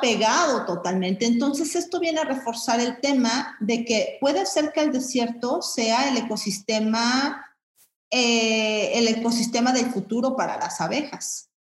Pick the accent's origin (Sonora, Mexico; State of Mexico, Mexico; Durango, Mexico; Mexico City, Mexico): Mexico City, Mexico; yo soy chilanga, ¿no? Este, mm, citadina relativamente